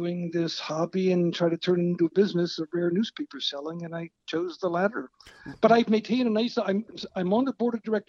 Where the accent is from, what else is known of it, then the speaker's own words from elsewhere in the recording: Williamsport, Pennsylvania, United States; also born or lived in Southern California; I am very much from Williamsport, Pennsylvania, born and raised there